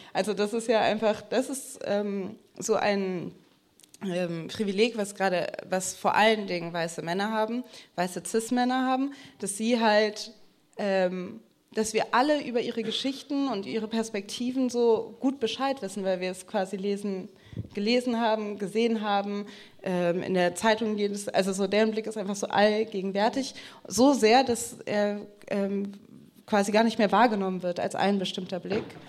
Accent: Germany; first language English and German (bilingual); meine Mutter kommt aus den USA, das heißt, ich bin zweisprachig aufgewachsen. Ich habe mit meiner Oma, die auch hier in ähm, Deutschland gelebt hat

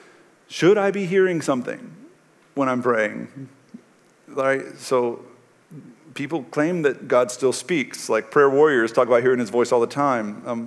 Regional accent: Texas, United States; Like when I was a kid growing up in East Texas under the Friday Night Lights culture

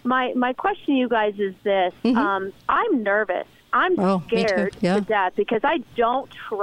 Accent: Arizona, United States; I'm from Arizona

